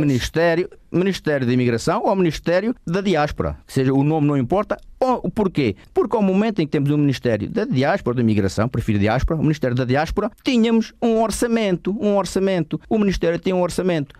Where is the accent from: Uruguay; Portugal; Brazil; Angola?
Portugal; now in Switzerland; somos portugueses